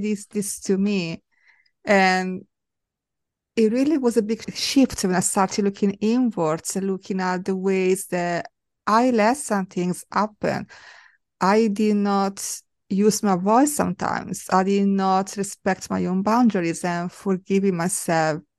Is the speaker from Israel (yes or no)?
no; Italy; moved away; growing up in Italy